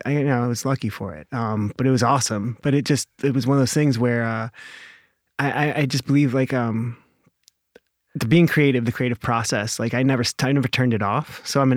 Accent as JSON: {"language": "English", "region": "California", "country": "United States", "tie": "born or raised there", "also_born_or_lived": "Cleveland, Ohio, United States", "said": "And then we moved to California because my dad was a bodybuilder and worked out at Gold's Gym and lived that whole experience. And we moved to, San Diego area. And I lived there and I graduated high school."}